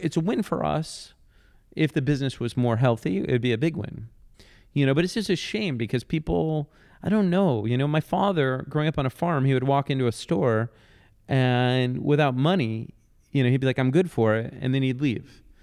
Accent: Detroit, Michigan, United States; moved away as an adult; also born or lived in Bay Area / Brooklyn; Detroit, my, my hometown

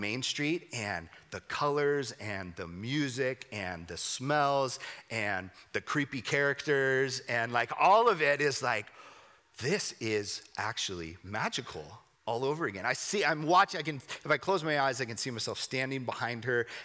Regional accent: Southern California, United States; I grew up in Southern California

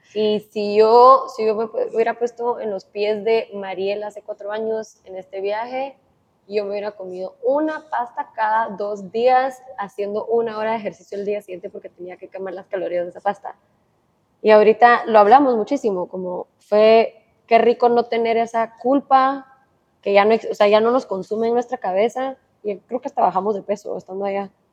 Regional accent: Guatemala; moved away as an adult; also born or lived in Miami, United States; Literalmente me mudé hace dos días de Miami a Guatemala

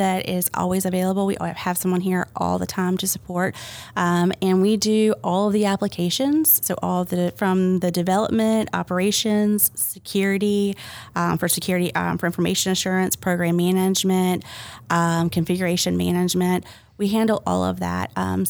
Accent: Sitka, Alaska, United States; born there; Actually, my dad was Coast Guard. So I was born in Alaska.

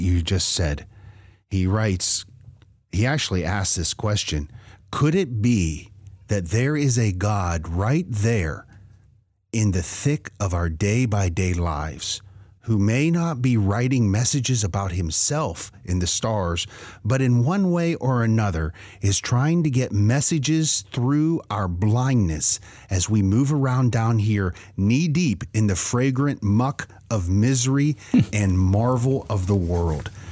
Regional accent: Western Pennsylvania, United States; moved away; I grew up in Western Pennsylvania.

